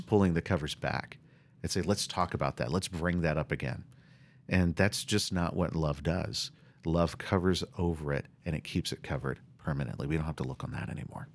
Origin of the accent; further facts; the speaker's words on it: the South, United States; I'm from the South, and we talk about Southern hospitality